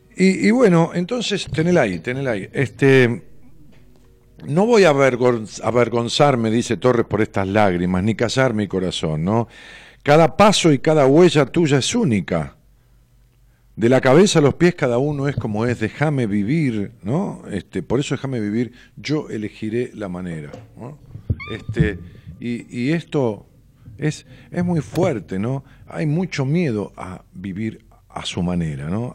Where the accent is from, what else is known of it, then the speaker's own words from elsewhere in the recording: Ramos Mejía, Buenos Aires Province, Argentina; la casa donde yo nací, una casa pequeña que mis padres alquilaban este, allá en mis pagos, en Ramos Mejía